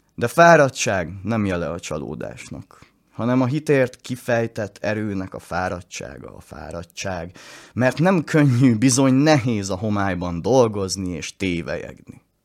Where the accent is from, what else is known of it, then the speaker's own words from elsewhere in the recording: Hungary; el leszek szakítva a szülőföldemtől